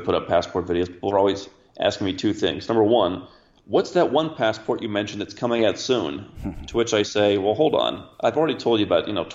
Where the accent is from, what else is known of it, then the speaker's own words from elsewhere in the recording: Cleveland, Ohio, United States; moved away; I grew up in Cleveland, Ohio